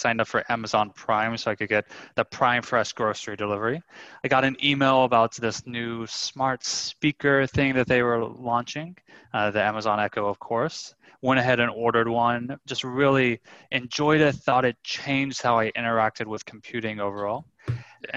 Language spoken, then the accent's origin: English; United States; now in Paris, France; I'm an American in Paris, so Kane and I are both in Europe